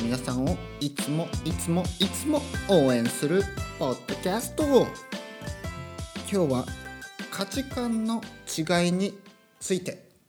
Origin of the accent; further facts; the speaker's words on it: Kyushu countryside, Japan; moved away as an adult; also born or lived in Tokyo; 僕があの九州の田舎から東京に出た